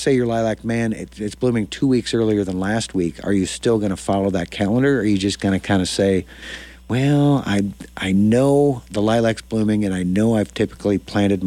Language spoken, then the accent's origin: English; Dodge, Nebraska, United States; now in Lincoln, United States; growing up in Dodge, I'm 100 miles north of here